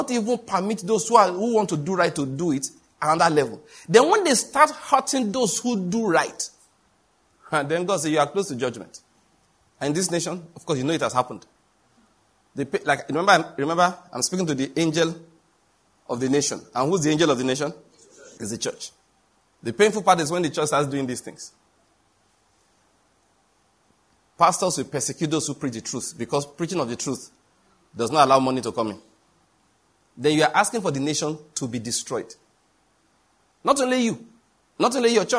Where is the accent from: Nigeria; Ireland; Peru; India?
Nigeria; I'm a Nigerian